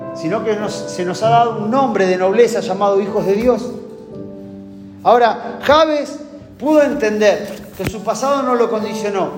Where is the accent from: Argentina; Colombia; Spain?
Argentina; como argentino